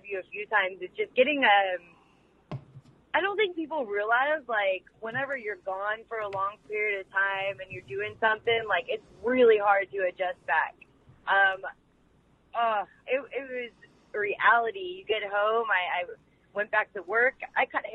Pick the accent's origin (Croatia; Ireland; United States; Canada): United States; Pittsburgh, Pennsylvania; my hometown of Pittsburgh